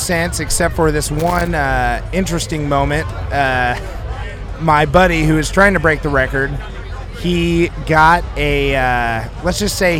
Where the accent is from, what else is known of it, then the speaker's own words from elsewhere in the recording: Greenfield, Indiana, United States; which I'm from Greenfield.